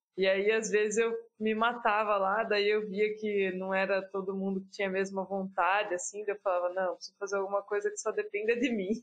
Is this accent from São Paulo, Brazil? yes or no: yes; Piracicaba, São Paulo, Brazil; now in Campinas, Brazil; Nasci em Piracicaba. Hoje eu moro em Campinas